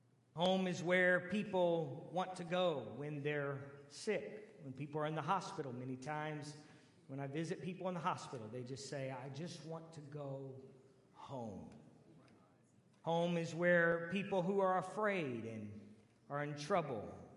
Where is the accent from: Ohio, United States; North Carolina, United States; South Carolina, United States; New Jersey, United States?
Ohio, United States; Canton; moved away; my home where I grew up is the amazing, great city of Canton, Ohio